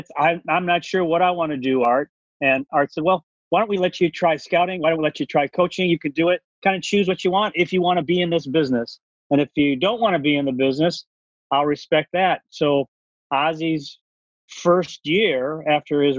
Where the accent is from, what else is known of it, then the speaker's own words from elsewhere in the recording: Cleveland, Ohio, United States; moved away as an adult; now in Baltimore, United States; Cleveland is my hometown